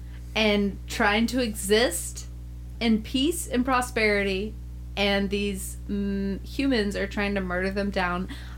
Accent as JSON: {"language": "English", "country": "United States", "said": "But I'm an American"}